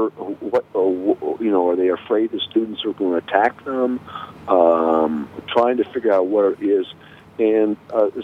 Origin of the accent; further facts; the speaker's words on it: United States; as an American